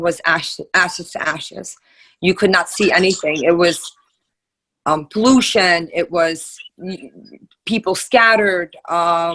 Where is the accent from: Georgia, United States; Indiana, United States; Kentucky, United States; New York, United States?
New York, United States; New York City; now in Staten Island, United States; I am born in Brooklyn. I'm 38 years old. I was raised in Brooklyn